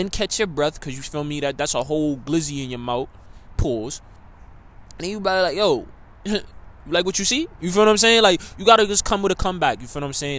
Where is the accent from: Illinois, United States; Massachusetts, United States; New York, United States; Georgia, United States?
New York, United States; New York City; me being a New Yorker